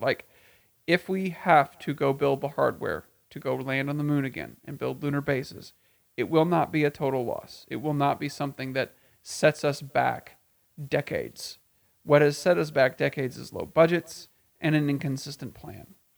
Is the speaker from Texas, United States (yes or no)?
yes; Texas, United States; in my home state of Texas, in central Texas